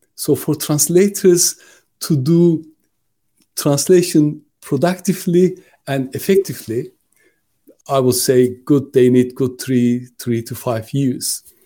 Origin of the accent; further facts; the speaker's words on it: Turkey; moved away as an adult; now in United Kingdom; I'm originally from Turkey, but I lived longer in the UK than I lived in my